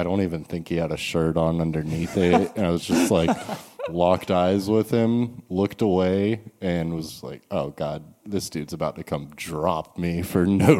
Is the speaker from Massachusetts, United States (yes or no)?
yes; Massachusetts, United States; born there; I was born in Massachusetts, so...